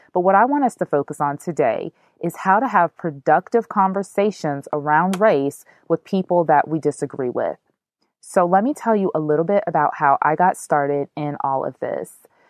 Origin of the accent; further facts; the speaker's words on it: United States; I am an African American woman.